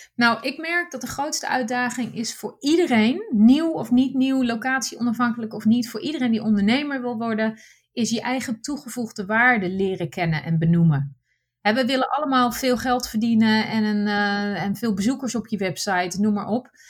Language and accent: Dutch; Netherlands; first language Dutch; moved away as an adult; mijn basis is wel heel Nederlands. Ik ben, hè, de, de, taal is mijn eerste taal.